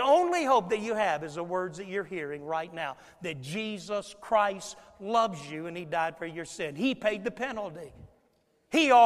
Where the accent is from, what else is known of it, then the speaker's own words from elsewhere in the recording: Florida, United States; when I was a boy growing up in Florida